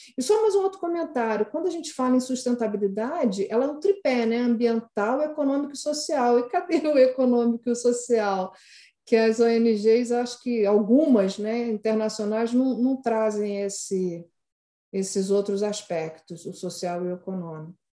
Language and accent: Portuguese; Rio de Janeiro, Brazil; eu que sou do Rio, eu sempre convivi com aquelas línguas, línguas negras